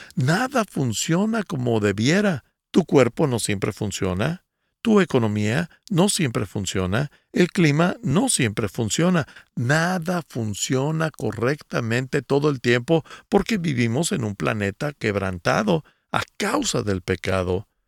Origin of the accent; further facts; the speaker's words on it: Guatemala; soy de Guatemala.